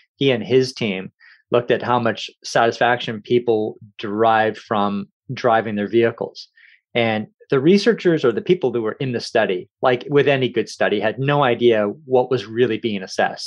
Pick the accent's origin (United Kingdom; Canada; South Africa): Canada; Kamloops, British Columbia; also born or lived in Victoria, British Columbia / Courtenay, British Columbia / Campbell River, British Columbia; I grew up in Kamloops